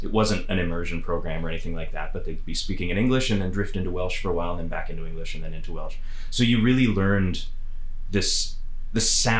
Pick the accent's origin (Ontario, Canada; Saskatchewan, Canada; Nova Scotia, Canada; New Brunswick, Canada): Nova Scotia, Canada; moved away; also born or lived in Wales; growing up in Nova Scotia